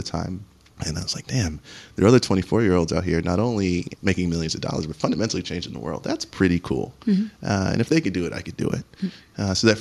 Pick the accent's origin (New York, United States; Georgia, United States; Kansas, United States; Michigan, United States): New York, United States; New York City; also born or lived in Flushing, Queens; I was born and raised in Jamaica, Queens, projects.